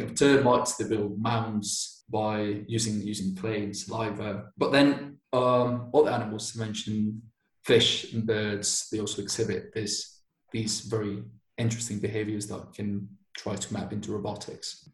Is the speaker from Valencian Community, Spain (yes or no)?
no; Bilbao, Basque Country, Spain; English is a second language; moved away as an adult; also born or lived in Manchester; now in Barcelona, Spain; I'm originally from Bilbao. It's a um, it's a city in northern Spain in the Basque Country, and I lived there until I was 18